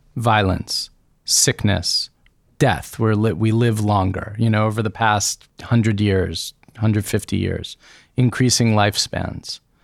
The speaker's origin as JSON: {"language": "English", "country": "United States", "said": "As an American child of the nineteen eighties"}